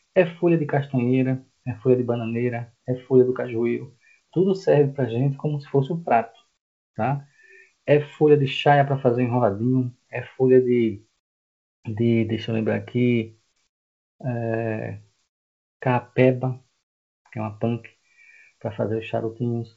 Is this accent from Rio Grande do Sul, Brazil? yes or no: no; Recife, Pernambuco, Brazil; moved away as an adult; now in João Pessoa, Brazil; eu não sou daqui, tá? Eu sou de Recife, estou aqui há 12 anos.